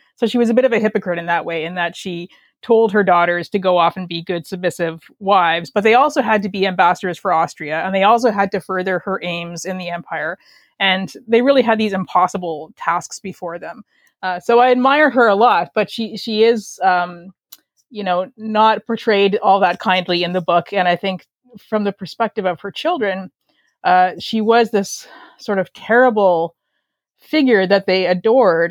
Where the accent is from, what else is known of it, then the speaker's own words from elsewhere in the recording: Canada; accent: Canadian; I am a Canadian writer, as you can probably tell by my accent.